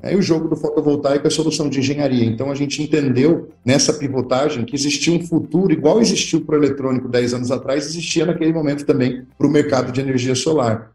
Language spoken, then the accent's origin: Portuguese; Ourinhos, São Paulo, Brazil; Eu sou natural de Ourinhos, interior de São Paulo